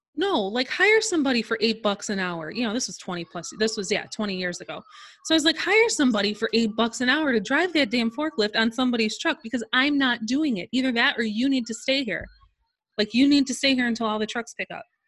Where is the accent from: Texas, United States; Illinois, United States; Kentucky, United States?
Illinois, United States; Chicago suburbs; I am from the Chicago suburbs